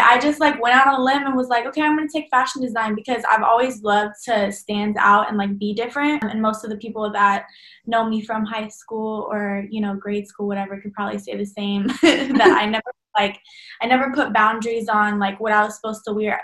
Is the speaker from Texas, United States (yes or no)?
yes; Dallas, Texas, United States; I'm from Dallas, Texas, born and raised. I'll probably stay here for as long as I can